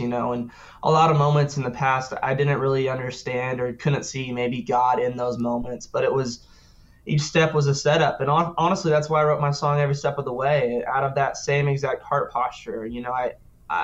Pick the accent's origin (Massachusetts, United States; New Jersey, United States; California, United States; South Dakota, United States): South Dakota, United States; Sioux Falls; now in Nashville, United States; I was from Sioux Falls, South Dakota